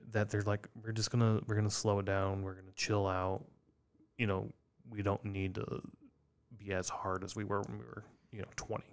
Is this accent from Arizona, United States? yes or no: no; Iowa, United States; growing up in Iowa